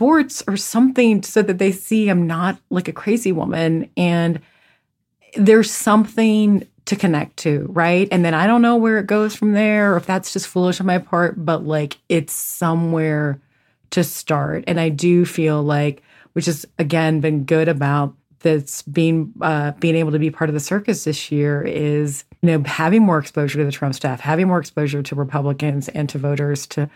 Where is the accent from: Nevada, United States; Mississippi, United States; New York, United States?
Mississippi, United States; I was born in Mississippi